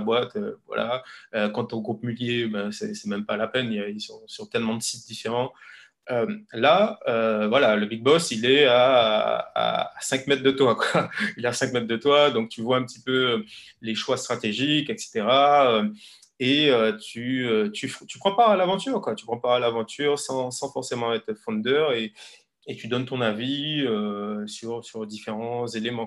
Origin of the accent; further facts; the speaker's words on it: Guadeloupe; moved away as an adult; also born or lived in Paris / Lille; j'ai grandi en Guadeloupe. J'ai eu euh, voilà, mon, bac en Guadeloupe.